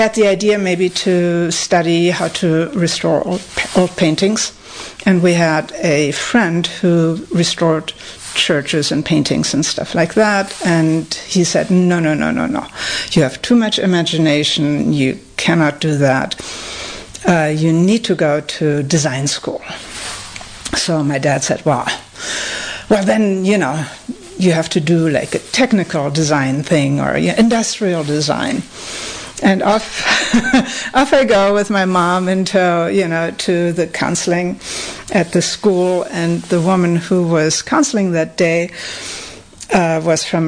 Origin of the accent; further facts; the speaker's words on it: Germany; moved away; I grew up in Germany